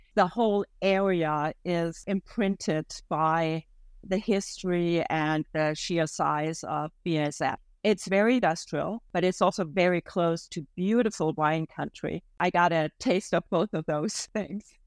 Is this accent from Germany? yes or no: yes; Germany; moved away as an adult; now in Canada; One of the family traditions that I really have missed is that in the area I grew up in May would be the time for white asparagus